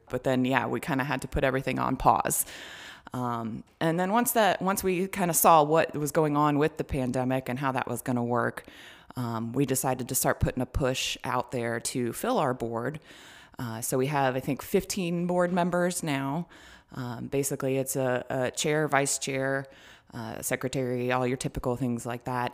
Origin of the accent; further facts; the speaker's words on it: Marietta, Georgia, United States; also born or lived in Smyrna, Georgia; I grew up in Marietta, um, and so I'm from the area